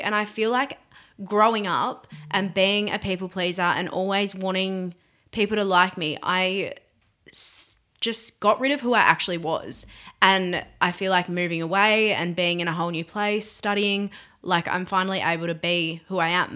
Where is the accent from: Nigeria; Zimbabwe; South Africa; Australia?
Australia; Burnie, Tasmania; now in Hobart, Australia; I was born in Burnie, so the northwest of Tasmania. Um, and yeah, I grew up there.